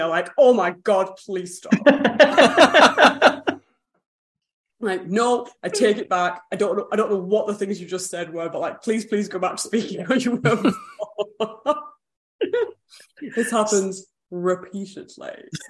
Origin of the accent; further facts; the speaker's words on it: Burnley, North West England, United Kingdom; moved away as an adult; now in Wales, United Kingdom; my accent famously in Burnley is like really quite posh for everyone else I grew up with.